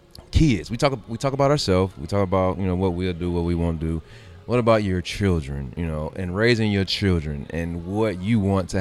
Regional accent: Gary, Indiana, United States; I grew up in Gary.

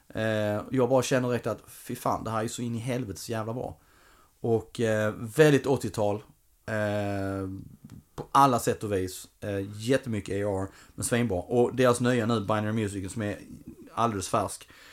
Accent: Ängelholm, Skåne, Sweden; moved away; jag var nere i Ängelholm i somras, min hemstad

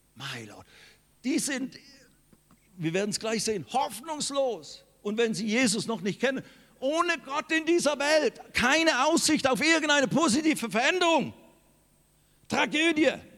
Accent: Switzerland; now in Germany; Ich bin in der Schweiz geboren worden

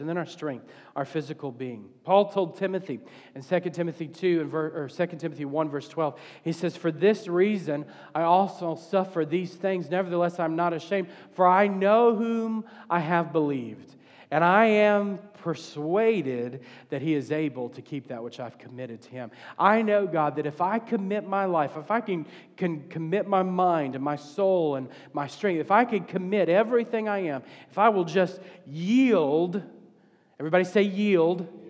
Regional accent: the South, United States; I'm from the South

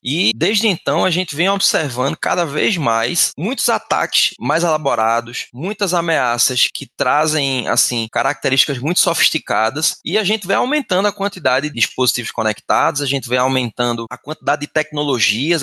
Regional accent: Recife, Pernambuco, Brazil; eu sou de Recife, Pernambuco

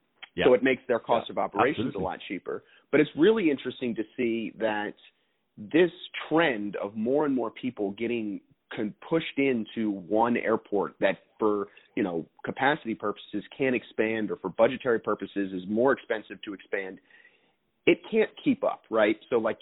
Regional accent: New Orleans, Louisiana, United States; my hometown of New Orleans

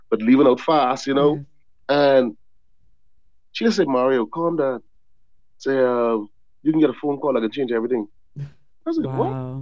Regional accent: Bahamas; I grew up in the Bahamas. I never spent any long-term time in America

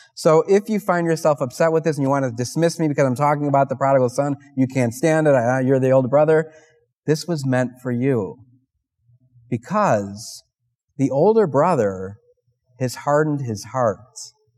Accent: Parma, Ohio, United States; I'm from Holy Family in Parma

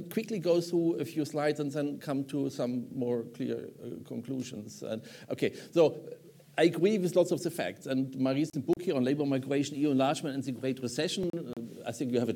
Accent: Germany; now in United States; I was born in Germany

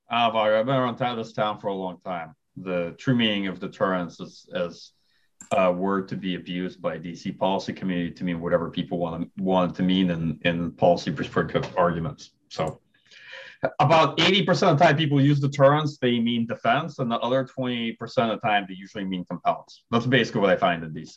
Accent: Kyiv, Ukraine; moved away; I'm originally from Kiev

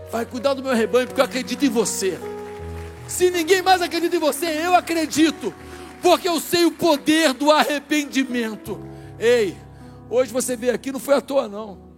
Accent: João Pessoa, Paraíba, Brazil; born there; Eu nasci na Paraíba. João Pessoa, olha meu sotaque, como é que é?

